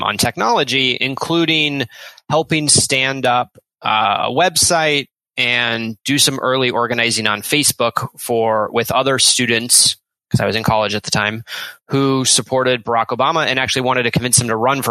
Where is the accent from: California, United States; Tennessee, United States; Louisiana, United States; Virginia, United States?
Virginia, United States; Richmond; I grew up in Richmond, Virginia